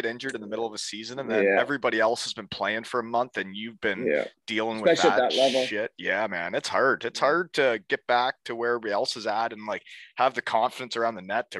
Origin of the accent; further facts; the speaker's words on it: Canada; growing up in Canada